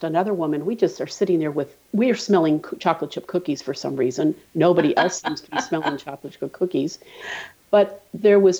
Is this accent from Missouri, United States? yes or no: yes; St. Louis, Missouri, United States; Well, I'm from St. Louis. I'm born and raised in the Midwest